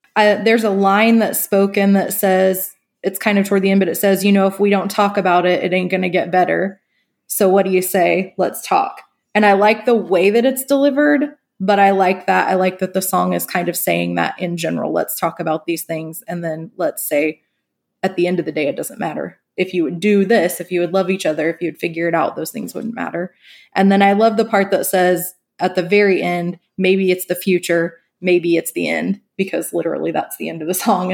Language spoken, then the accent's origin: English; northeastern Oklahoma, United States; moved away; I grew up in a very small northeastern Oklahoma town